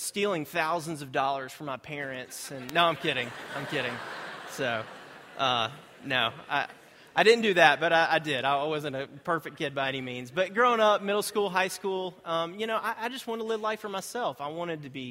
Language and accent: English; Greensboro, North Carolina, United States; I grew up in Greensboro. I was born and raised there.